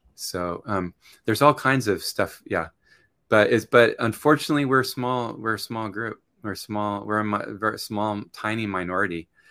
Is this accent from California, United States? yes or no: yes; Southern California, United States; moved away as an adult; also born or lived in Japan; now in Nagoya, Japan; I grew up in California, in Southern California